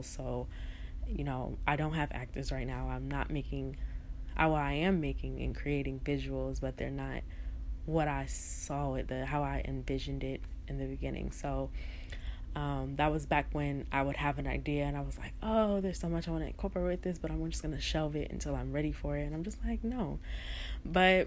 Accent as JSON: {"language": "English", "town": "Newark", "region": "New Jersey", "country": "United States", "tie": "born or raised there", "said": "I'm originally from Newark, New Jersey. I'm born and raised"}